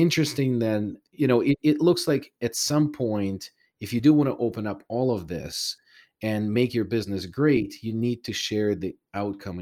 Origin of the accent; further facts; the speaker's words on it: Ukraine; moved away; I was born in Soviet Union. I'm originally from Ukraine.